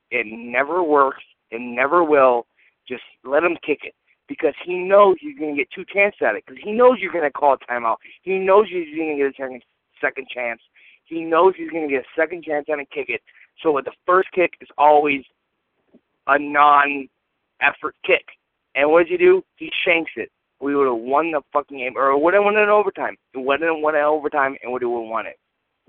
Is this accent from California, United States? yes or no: yes; Oakland, California, United States; now in Rochester, United States; from Rochester, New York. I was actually originally from Oakland, California.